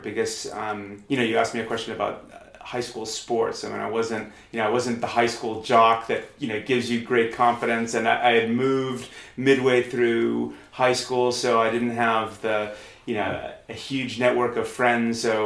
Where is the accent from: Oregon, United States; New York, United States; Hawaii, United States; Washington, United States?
New York, United States; New York area, United States; moved away as an adult; also born or lived in London; now in Queenstown, New Zealand; I'm from New York, and I'm from the New York area in the United States, and then I lived there until I was, I guess, about 30, and then I moved to London